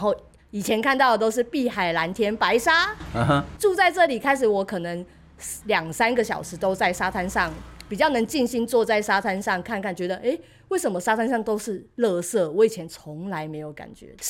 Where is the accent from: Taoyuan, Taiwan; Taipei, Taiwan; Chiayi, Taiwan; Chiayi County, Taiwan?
Taoyuan, Taiwan; moved away as an adult; now in Penghu, Taiwan; 我是桃园人，但是现在算澎湖人了啦。